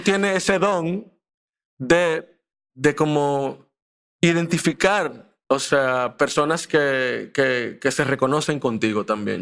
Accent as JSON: {"language": "Spanish", "country": "Dominican Republic", "tie": "born or raised there", "also_born_or_lived": "Mexico", "said": "yo también vine así muy chiquito para acá. Eh, y crecí en Dominicana. Yo me considero dominicano, de pura cepa"}